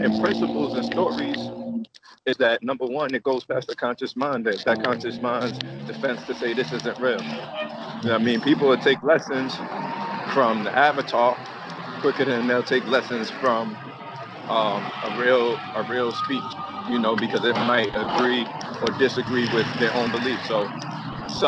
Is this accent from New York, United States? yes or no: yes; Long Island, New York, United States; also born or lived in Queens; we grew up together in Long Island